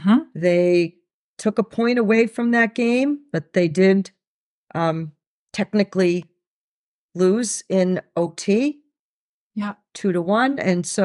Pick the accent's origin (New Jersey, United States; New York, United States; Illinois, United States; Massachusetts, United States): Massachusetts, United States; Watertown; Welcome in, everyone. … from Watertown, co-host of Tape to Tape.